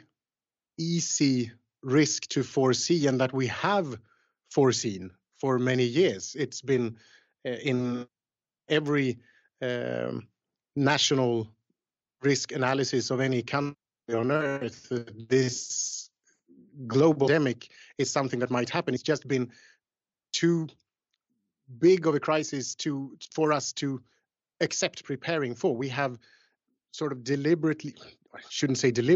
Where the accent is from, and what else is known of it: Sweden; born or raised there